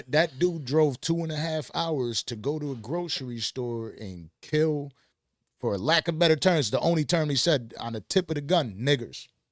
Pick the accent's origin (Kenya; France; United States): United States; Buffalo, New York; moved away; I'm from Buffalo, New York